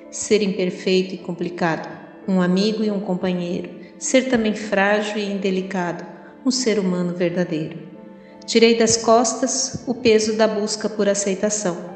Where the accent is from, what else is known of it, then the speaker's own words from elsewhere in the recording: Palmas, Tocantins, Brazil; sou de Palmas